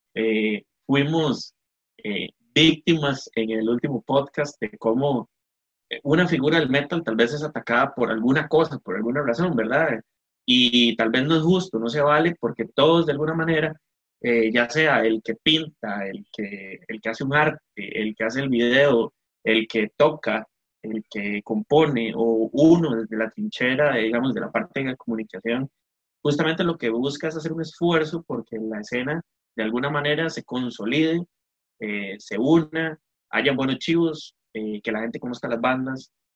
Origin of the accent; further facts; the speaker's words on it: Costa Rica; como costarricenses